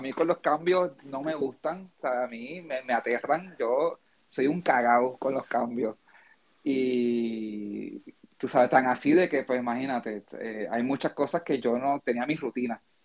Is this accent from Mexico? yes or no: no; Puerto Rico; nosotros acá pues hablamos del juego de baloncesto que es lo que la fiebre en Puerto Rico ahora con el baloncesto nacional